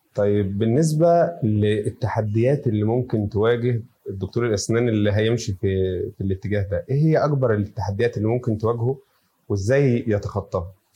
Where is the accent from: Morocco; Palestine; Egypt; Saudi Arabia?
Egypt; عندنا في مصر